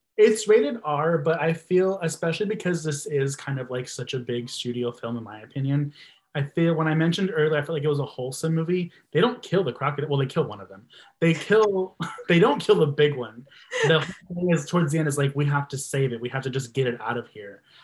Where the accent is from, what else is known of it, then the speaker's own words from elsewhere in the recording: Texas, United States; I'm from Texas